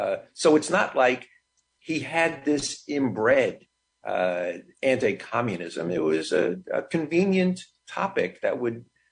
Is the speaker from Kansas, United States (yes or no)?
no; New York City, New York, United States; I was born and raised in the Bronx.